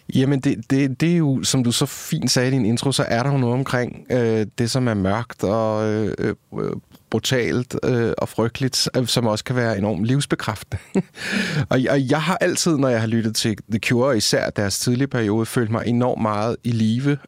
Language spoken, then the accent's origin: Danish; Copenhagen, Capital Region of Denmark, Denmark; jeg er fra Østerbro, Indre Østerbro. Øh, jeg har gået på Ingrid Jespersens privatskole.